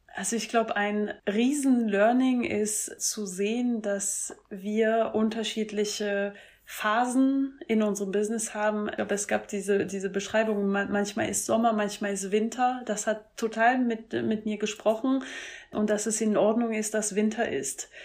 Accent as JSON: {"language": "German", "country": "France", "moved": "yes", "said": "ich komme ursprünglich aus Frankreich"}